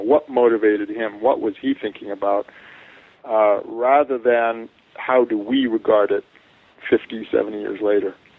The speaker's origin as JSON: {"language": "English", "town": "Santa Barbara", "region": "California", "country": "United States", "tie": "born or raised there", "also_born_or_lived": "Canada", "moved": "as an adult", "lives_now": "Provo, United States", "said": "I grew up in Santa Barbara"}